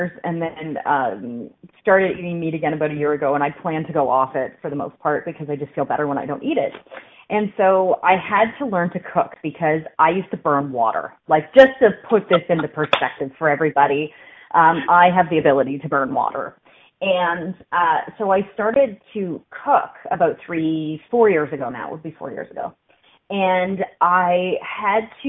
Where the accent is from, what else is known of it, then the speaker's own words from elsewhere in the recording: Canada; I'm Canadian